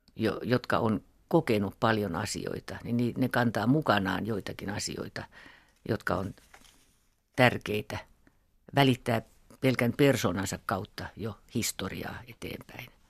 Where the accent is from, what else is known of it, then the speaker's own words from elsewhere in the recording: Finland; tämä meidän Suomen juutalaisten